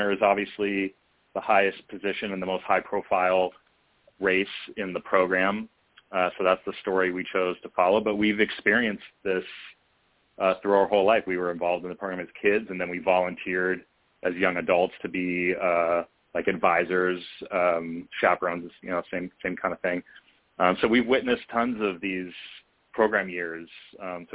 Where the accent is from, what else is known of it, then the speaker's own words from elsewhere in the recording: Culver City, California, United States; Jaron and I grew up in Culver City, California